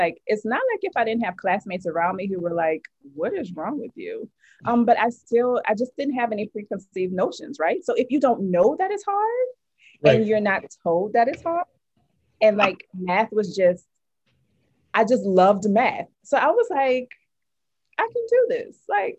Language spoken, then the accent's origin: English; New Orleans, Louisiana, United States; Yes, I am.